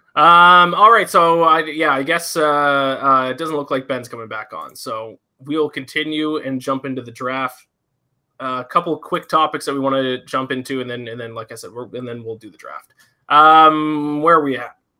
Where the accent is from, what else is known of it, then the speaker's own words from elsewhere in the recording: Nova Scotia, Canada; Nova Scotia. I'm over on the East Coast